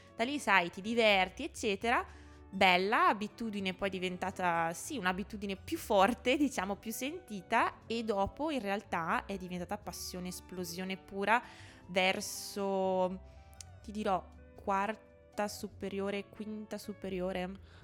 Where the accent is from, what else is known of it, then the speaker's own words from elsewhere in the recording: a village in the province of Mantua, Lombardy, Italy; moved away as an adult; now in Trento, Italy; io vengo da un paesino che è in provincia di Mantova, quindi sono lombarda, anche se mi sento molto più veneta perché sono proprio un ibrido